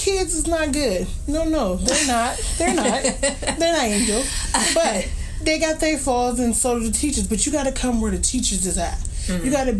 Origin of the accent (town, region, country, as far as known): Youngstown, Ohio, United States; born or raised there